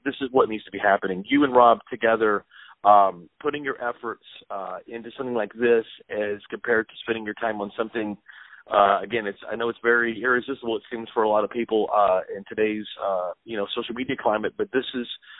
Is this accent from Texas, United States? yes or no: yes; Texas, United States; I grew up in Texas